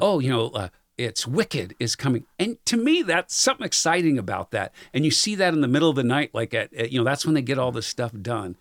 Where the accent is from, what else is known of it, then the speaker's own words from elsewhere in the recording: San Diego, California, United States; moved away; K G T V in East San Diego. So if you know anything about San Di-, San Diego, that's about eight miles east of San Diego, and that's where I grew up